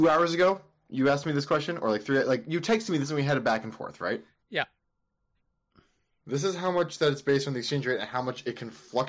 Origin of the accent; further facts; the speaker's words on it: Canada; being a Canadian